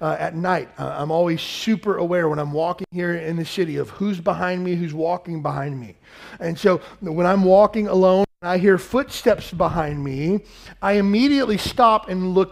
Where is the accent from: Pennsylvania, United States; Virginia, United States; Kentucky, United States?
Kentucky, United States; I grew up in Kentucky